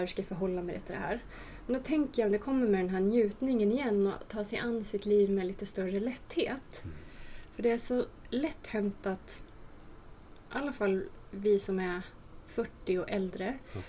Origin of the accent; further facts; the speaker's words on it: Hälsingland, Gävleborg County, Sweden; både du och jag är från Hälsingland